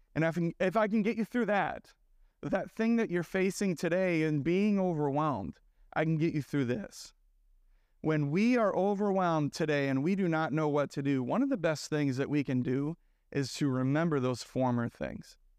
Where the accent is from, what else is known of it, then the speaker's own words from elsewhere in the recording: Sioux Falls, South Dakota, United States; moved away; so I'm from Sioux Falls originally.